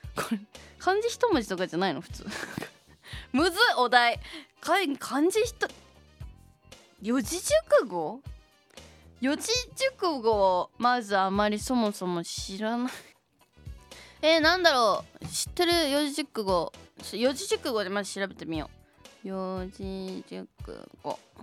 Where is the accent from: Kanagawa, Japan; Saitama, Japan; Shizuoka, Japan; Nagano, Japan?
Shizuoka, Japan; 地元静岡で初めてのイベントということで